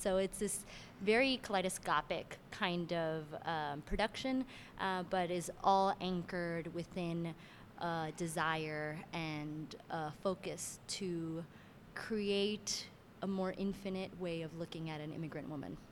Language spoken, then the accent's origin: English; Miami, Florida, United States; also born or lived in Cuba (family) / Venezuela (family); now in Brooklyn, United States; I'm originally from Miami, Florida